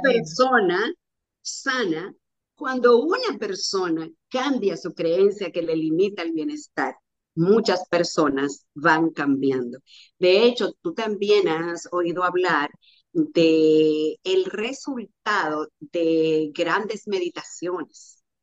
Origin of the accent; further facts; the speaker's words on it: Sánchez, Samaná, Dominican Republic; de Samaná de un campito donde yo nací que se llama Los Puentes, un paraje, se llama Los Puentes del municipio de Sánchez, de la provincia de Samaná